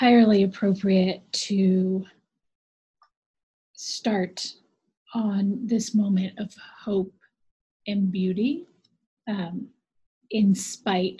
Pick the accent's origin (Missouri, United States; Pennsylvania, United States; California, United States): California, United States; Los Angeles; moved away as an adult; I'm from Los Angeles